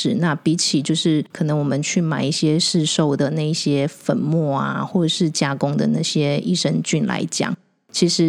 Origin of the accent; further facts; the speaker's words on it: Taiwan; 我们台湾人的 对 脑袋里面是没有存在的。